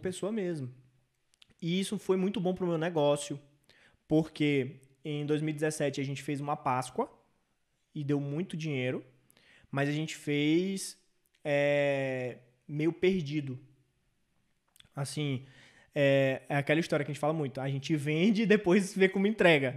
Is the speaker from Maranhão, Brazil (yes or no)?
yes; São Luís, Maranhão, Brazil; em São Luís, que é minha cidade natal